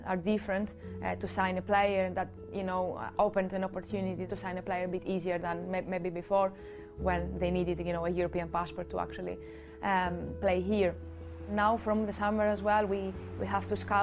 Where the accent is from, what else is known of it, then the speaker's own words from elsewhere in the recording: Greece; moved away as an adult; also born or lived in Athens, Greece / Cardiff, United Kingdom / Swansea, United Kingdom; now in Norwich, United Kingdom; I am from Greece originally